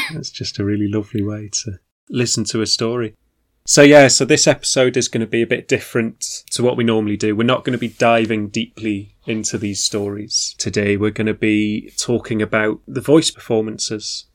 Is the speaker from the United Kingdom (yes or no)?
yes; the Northeast, North East England, United Kingdom; growing up in the Northeast